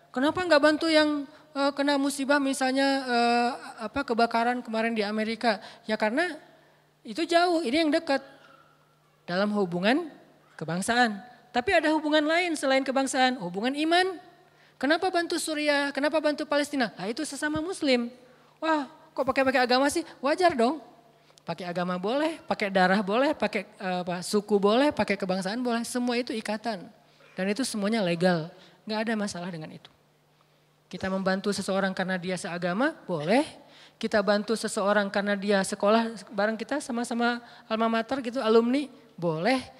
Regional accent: Aceh, Indonesia; Kenapa kamu bantu e, pas gempa di Aceh? Itu kampung saya. Emangnya yang gempa di Aceh doang? Ya nggak masalah, tapi itu kampung saya gitu.

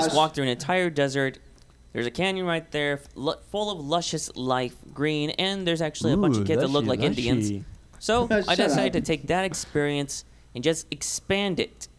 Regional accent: Hermosillo, Sonora, Mexico; moved away; Well, I'm actually from Sonora, Hermosillo.

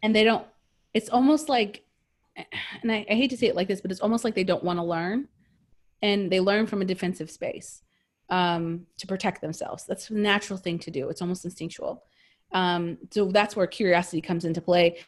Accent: United States; we grew up in America

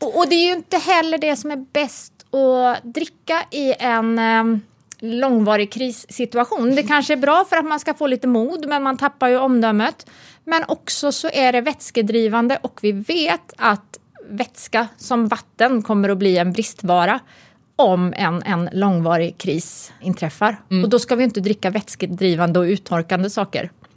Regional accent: Uddevalla, Västra Götaland, Sweden; moved away; jag är uppvuxen i Uddevalla

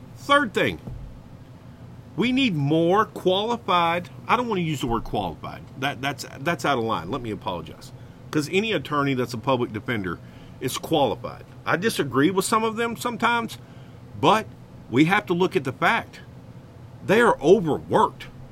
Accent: Arkansas, United States; I am from Arkansas, and hogwash is a word in this great state.

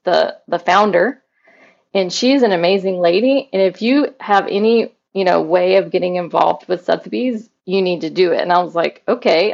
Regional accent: Mobile, Alabama, United States; now in St. Petersburg, United States; I'm from Mobile, Alabama, which whenever I tell people that, they're like, What? You don't have an accent.

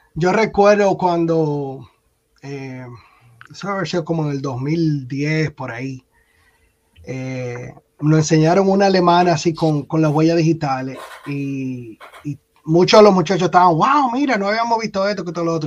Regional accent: Dominican Republic; moved away as an adult; now in United States; yo había trabajado en mi país, en República Dominicana

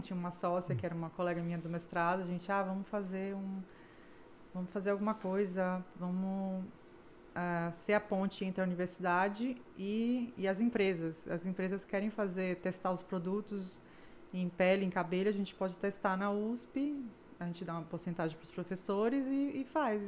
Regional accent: Salvador, Bahia, Brazil; moved away as an adult; also born or lived in Porto Alegre / São Paulo; now in Canada; Eu nasci em Porto Alegre, me mudei bebezinha para Salvador

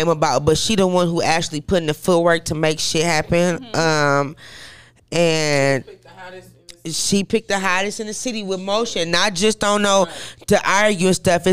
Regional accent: Flint, Michigan, United States; also born or lived in Detroit, Michigan; I was born in Detroit, just raised in Flint

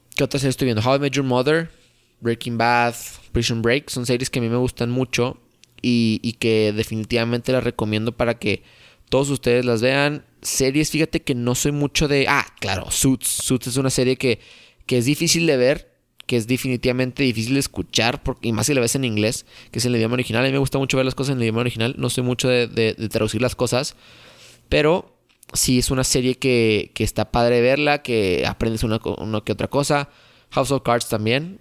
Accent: Torreón, Coahuila, Mexico; Yo soy de Torreón, Coahuila

